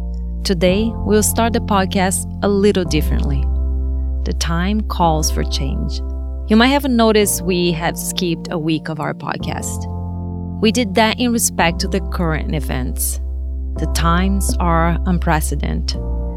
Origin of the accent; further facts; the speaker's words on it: Brazil; But I come from Brazil. So it's a third world country, like, similar to India.